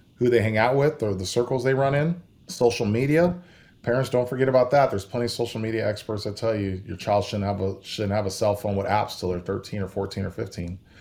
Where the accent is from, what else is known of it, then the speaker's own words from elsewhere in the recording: California, United States; moved away as an adult; also born or lived in Idaho; now in Texas, United States; I grew up in California